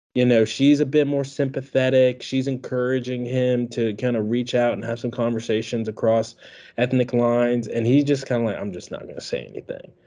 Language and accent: English; Washington, District of Columbia, United States; now in Birmingham, United States; I'm not from Alabama. I'm from Washington, D.C. originally